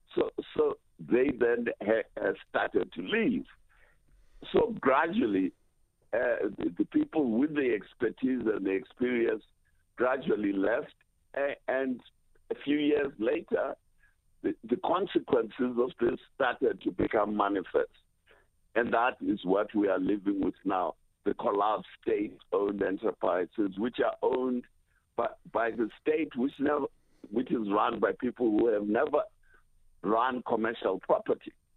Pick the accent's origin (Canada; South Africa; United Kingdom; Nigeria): South Africa